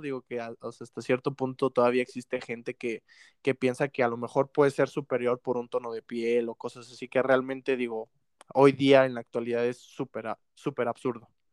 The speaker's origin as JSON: {"language": "Spanish", "country": "Mexico", "said": "uno aquí como mexicano"}